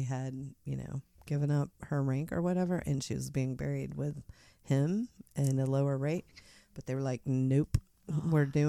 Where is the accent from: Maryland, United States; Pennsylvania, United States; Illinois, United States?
Illinois, United States; Mount Morris; I'm from Mount Morris, Illinois, originally.